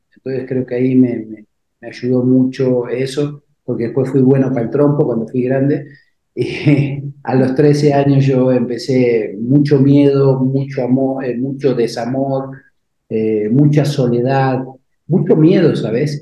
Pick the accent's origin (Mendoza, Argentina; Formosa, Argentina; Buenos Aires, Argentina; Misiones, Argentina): Buenos Aires, Argentina; moved away as an adult; also born or lived in Uruguay; now in Mexico; yo nací en Uruguay, yo vivía en Buenos Aires, mi madre vivía en Buenos Aires, enferma mi abuelita, me fui hasta el Uruguay.